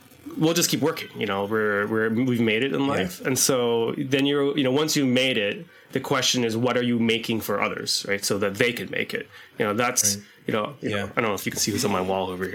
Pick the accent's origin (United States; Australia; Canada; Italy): Canada; we're Canadian